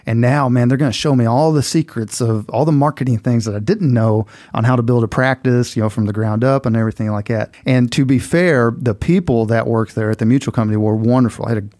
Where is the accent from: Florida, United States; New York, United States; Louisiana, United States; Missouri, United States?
Missouri, United States; I'm originally from Southeast Missouri, which, you know, you will chuckle, all you Southern boys down here, but, you know, Southeast Missouri had more in common with Memphis than it did with the rest of Missouri, right? It was a pretty Southern-ish, country-ish upbringing.